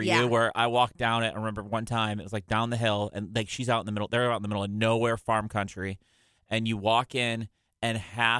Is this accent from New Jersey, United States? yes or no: no; Irondequoit, New York, United States; I'm from Irondequoit.